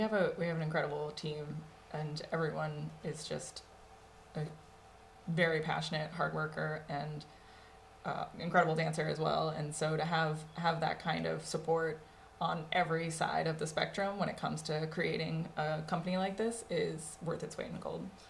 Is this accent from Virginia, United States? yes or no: no; Long Island, Suffolk County, New York, United States; moved away as an adult; also born or lived in the South (college); I'm from New York originally. I think I'm the only New Yorker here. Uh, I'm from Long Island